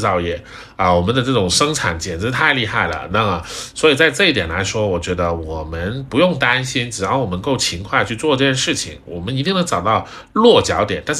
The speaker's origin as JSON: {"language": "Chinese", "country": "China", "said": "我们中国人是很厉害的，我们中国人很勤劳。"}